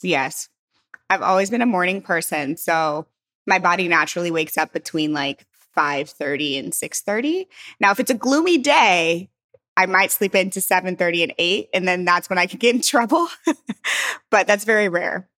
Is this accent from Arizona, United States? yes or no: no; St. Louis, Missouri, United States; moved away; also born or lived in San Francisco; I'm from Saint Louis